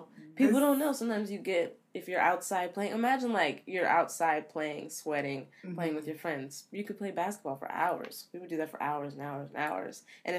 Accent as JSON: {"language": "English", "town": "Camden", "region": "New Jersey", "country": "United States", "tie": "born there", "said": "And I was born in Camden, New Jersey."}